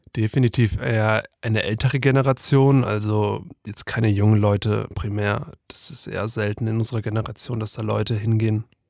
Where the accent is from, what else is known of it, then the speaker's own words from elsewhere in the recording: Ingolstadt, Bavaria, Germany; moved away as an adult; now in Würzburg, Germany; ich bin auch einundzwanzig Jahre alt und komm gebürtig aus Ingolstadt und bin erst jetzt zum Studieren hier nach Würzburg gezogen